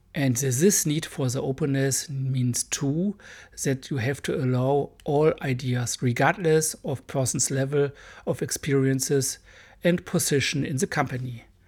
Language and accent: English; Germany; accent: hard accent; English is a second language; I'm a German boy.